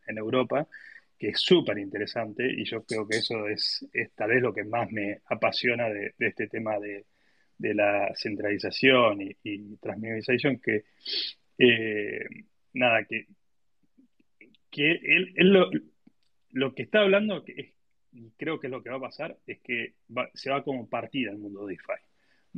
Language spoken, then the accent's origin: Spanish; Argentina